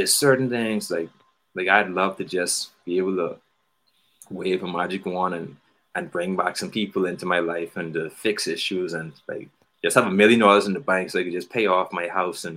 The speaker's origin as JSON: {"language": "English", "country": "Bahamas", "said": "I'm from the Bahamas"}